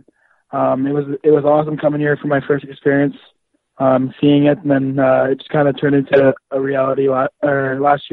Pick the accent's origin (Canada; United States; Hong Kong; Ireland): Canada; Yorkton, Saskatchewan; I'm from Yorkton, Saskatchewan